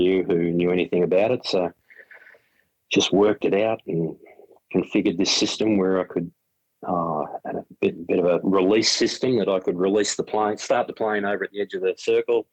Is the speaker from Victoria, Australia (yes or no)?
yes; Melbourne, Victoria, Australia; also born or lived in Fish Creek, Victoria; when I was 13, we moved away from Melbourne